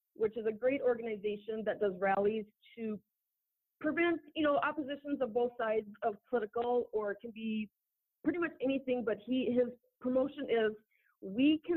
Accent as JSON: {"language": "English", "region": "Minnesota", "country": "United States", "tie": "born or raised there", "also_born_or_lived": "Texas", "moved": "yes", "said": "I am born and raised in Minnesota"}